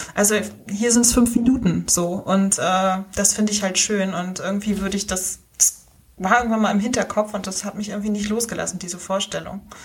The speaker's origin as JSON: {"language": "German", "town": "Rostock", "region": "Mecklenburg-Vorpommern", "country": "Germany", "tie": "born or raised there", "also_born_or_lived": "Hamburg / Berlin", "accent": "North German", "moved": "as an adult", "said": "wie man schon hört, komme ich aus Norddeutschland. Ich äh, wohne seit April wieder in Rostock in meiner Heimatstadt"}